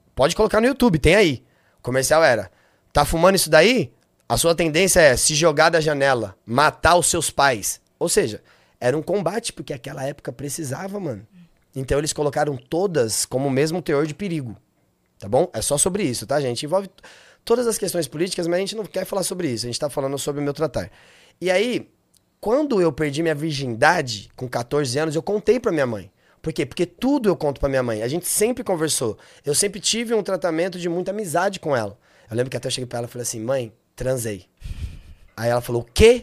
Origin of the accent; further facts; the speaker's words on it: Taboão da Serra, São Paulo, Brazil; eu sou do Taboão